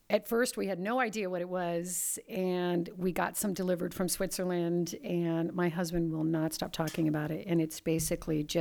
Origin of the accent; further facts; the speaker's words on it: Pacific Northwest, United States; Uh, I'm from the Pacific Northwest. I do everything vintage.